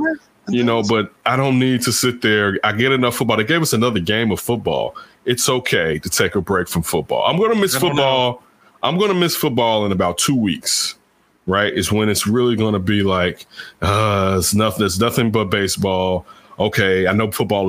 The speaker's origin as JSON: {"language": "English", "town": "Chicago", "region": "Illinois", "country": "United States", "tie": "born or raised there", "said": "I grew up in Chicago"}